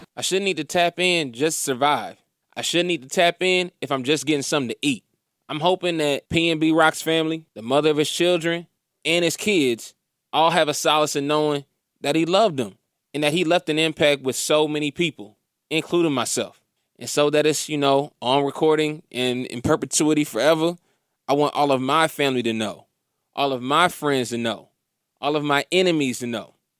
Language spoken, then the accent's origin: English; Indiana, United States; moved away; also born or lived in Atlanta; we were growing up in Indiana